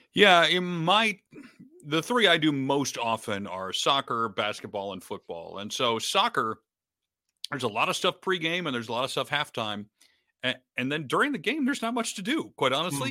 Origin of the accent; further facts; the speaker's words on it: Detroit, Michigan, United States; I grew up in Detroit